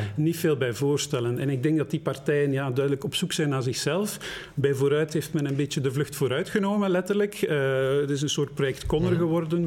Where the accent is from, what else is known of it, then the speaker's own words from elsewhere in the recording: Flanders, Belgium; ik noem mezelf geen flamingant, ik ben gewoon een Vlaming